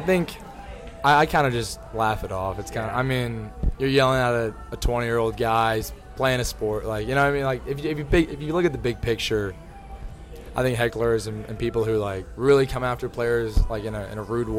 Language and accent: English; Dallas, Texas, United States; I am from Dallas. I'm a little biased, but that's my MVP right there this year.